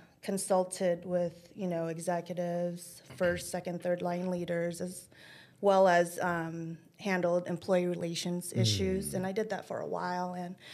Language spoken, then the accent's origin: English; Long Beach, California, United States; now in Chandler, United States; So I was raised, and a lot of people don't know this, but I was raised in the east side of Long Beach. I am from the hood.